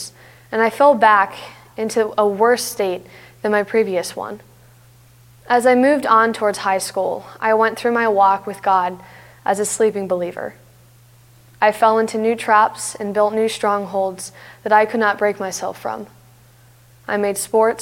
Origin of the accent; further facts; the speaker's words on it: Canton, Ohio, United States; I was born and raised in Canton, Ohio, where I've been a part of First Friends Church for my entire life.